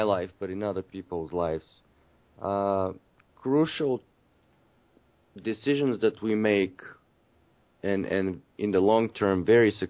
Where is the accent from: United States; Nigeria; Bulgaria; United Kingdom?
Bulgaria; moved away as an adult; now in Canada; I'm originally from Bulgaria. I've been living in Canada for about 15 or 16 years.